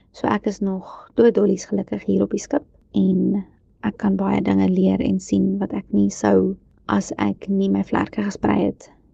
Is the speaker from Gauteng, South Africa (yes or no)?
yes; Kempton Park, Gauteng, South Africa; Ek het grootgeword in Kempton Park